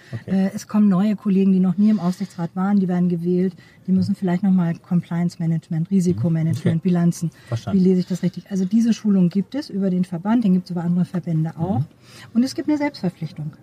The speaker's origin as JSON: {"language": "German", "town": "Neumünster", "region": "Schleswig-Holstein", "country": "Germany", "tie": "born or raised there", "said": "ich komme aus Neumünster, bin da geboren"}